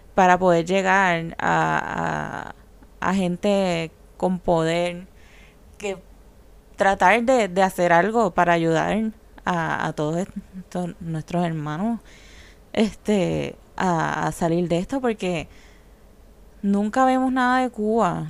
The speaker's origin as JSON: {"language": "Spanish", "country": "Puerto Rico", "said": "nosotros que somos parte de Estados Unidos"}